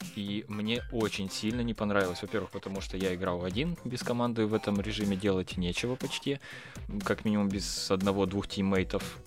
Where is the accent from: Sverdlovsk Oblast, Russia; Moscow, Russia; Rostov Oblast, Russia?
Sverdlovsk Oblast, Russia; Yekaterinburg; я из Екатеринбурга сам